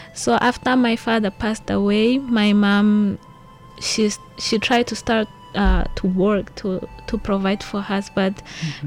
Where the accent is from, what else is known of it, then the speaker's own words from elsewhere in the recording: Maputo, Mozambique; moved away as an adult; now in Hualien, Taiwan; I am from Mozambique, the capital city of Mozambique, Maputo.